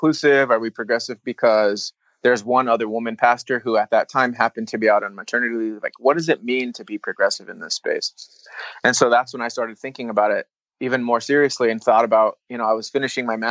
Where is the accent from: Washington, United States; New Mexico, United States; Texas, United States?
New Mexico, United States; Albuquerque; now in Sacramento, United States; I'm from Albuquerque, New Mexico, like I mentioned in that story. And I grew up in a big Mexican family.